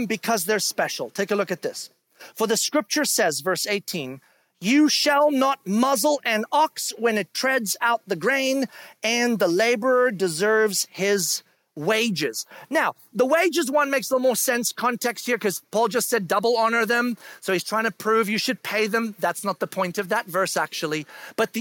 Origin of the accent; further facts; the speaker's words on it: South Africa; moved away; I grew up in South Africa. And when I was in school in South Africa